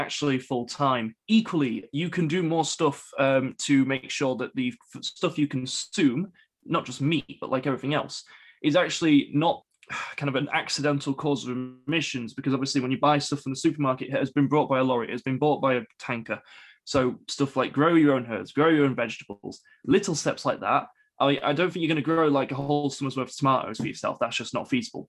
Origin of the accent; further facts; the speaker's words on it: Wakefield, Yorkshire and the Humber, United Kingdom; I'm from Wakefield